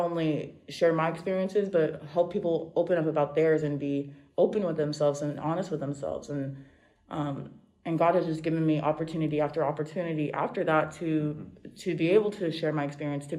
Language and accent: English; Las Vegas, Nevada, United States; We're from Vegas